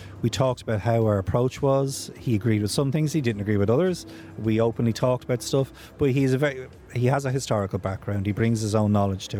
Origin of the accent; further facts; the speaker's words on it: Ireland; I'm an Irish guy and I don't speak Arabic.